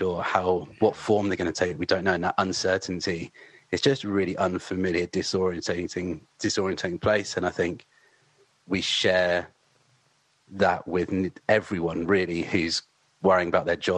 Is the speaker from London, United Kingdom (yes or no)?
no; near Southampton, Hampshire, South East England, United Kingdom; as a kid growing up near Southampton